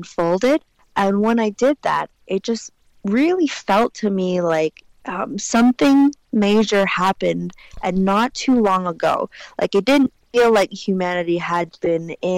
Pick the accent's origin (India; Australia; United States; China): China; I said, "I don't know, China."